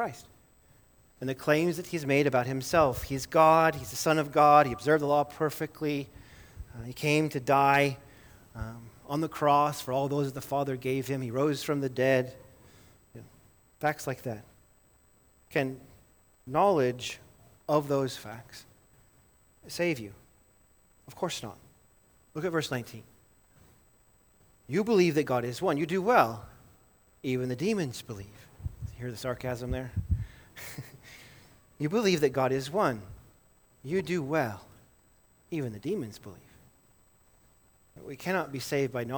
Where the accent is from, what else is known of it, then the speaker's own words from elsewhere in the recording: Livingston, Montana, United States; I grew up in Livingston, Montana